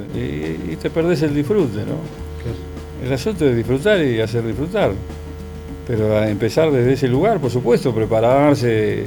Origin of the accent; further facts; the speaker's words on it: Villa Diamante, Buenos Aires, Argentina; also born or lived in Monte Grande; Nací en Monte Grande y me, crié en Villa Diamante, hasta los 11 años